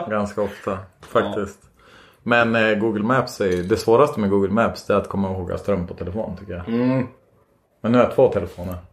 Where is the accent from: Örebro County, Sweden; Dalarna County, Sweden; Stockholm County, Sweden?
Dalarna County, Sweden; Borlänge; born there; Jag, kommer, jag är född i Borlänge.